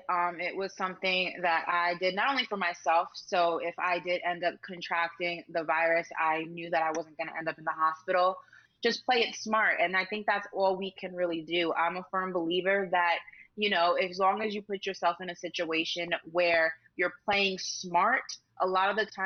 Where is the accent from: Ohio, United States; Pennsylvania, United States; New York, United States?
New York, United States; Like in my home state of New York, you need to show your vaccination status to enter any facility.